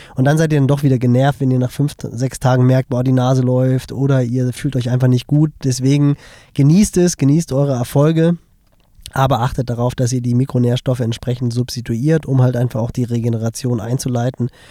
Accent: Hamburg, Germany; Hamburg, also meine Heimatstadt

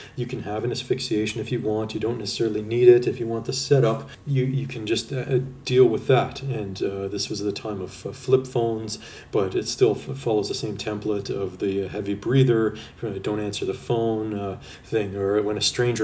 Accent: Canada; me being Canadian

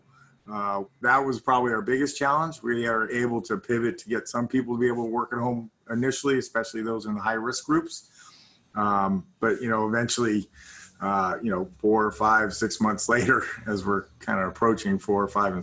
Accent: Los Angeles, California, United States; also born or lived in Dallas, Texas / New Zealand; came back to the United States and lived in Los Angeles essentially my whole life, short of when I went to university. I had what I thought was a pretty normal childhood. I lived in Southern California

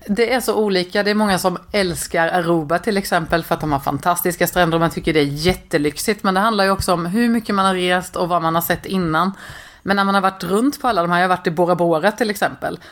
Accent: Småland, Sweden; Jag är smålänning

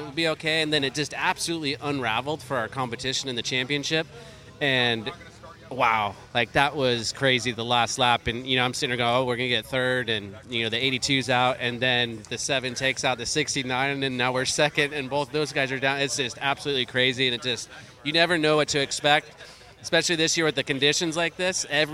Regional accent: Bay Area, California, United States; We're all from the Bay Area

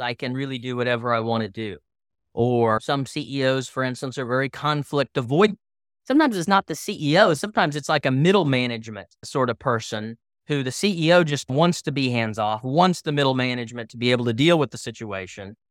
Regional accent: Tulsa, Oklahoma, United States; I'm from Tulsa, Oklahoma

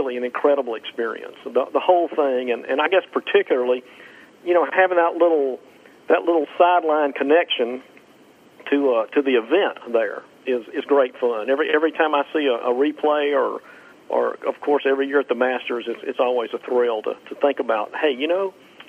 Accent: Meridian, Mississippi, United States; moved away as an adult; also born or lived in Natchez, Mississippi / Albany, Georgia; I grew up in Meridian, Mississippi

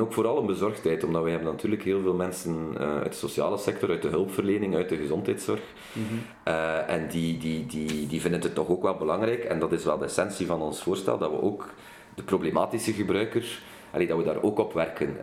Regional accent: Kortrijk, Flanders, Belgium; Ik kom uit Kortrijk. Ik ben een West-Vlaams parlementslid

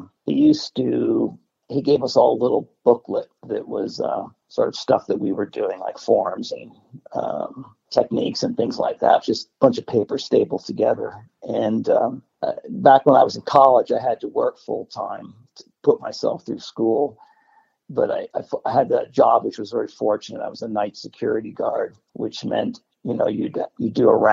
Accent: New Jersey, United States; moved away; I grew up in New Jersey

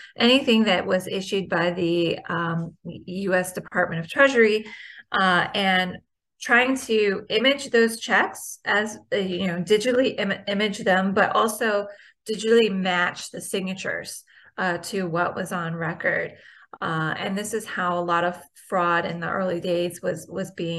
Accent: Richmond, Virginia, United States; my hometown of Richmond, Virginia

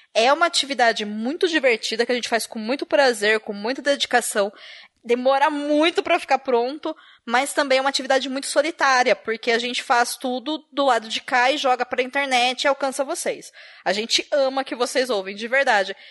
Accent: Brazil; Enquanto brasileiras e brasileiros

